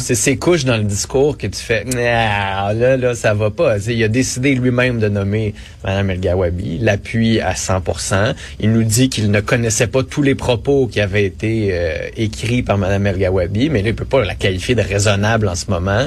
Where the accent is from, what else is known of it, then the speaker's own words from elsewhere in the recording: Quebec, Canada; Je suis fier québécois